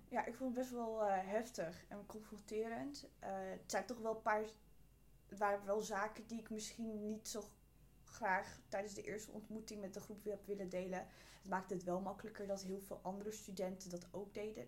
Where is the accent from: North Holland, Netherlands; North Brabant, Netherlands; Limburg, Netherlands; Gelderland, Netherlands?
North Holland, Netherlands; Amsterdam; Ik ben geboren en getogen in Amsterdam